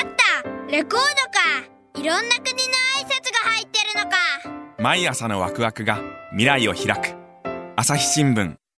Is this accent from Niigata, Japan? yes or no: no; Nagoya, Aichi, Japan; 私もですね名古屋の出身なんで